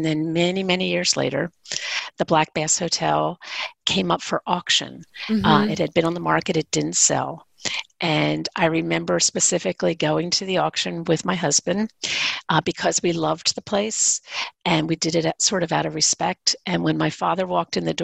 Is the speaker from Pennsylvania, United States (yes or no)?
yes; Bedminster, Pennsylvania, United States; also born or lived in Philadelphia, Pennsylvania; I grew up in Bedminster.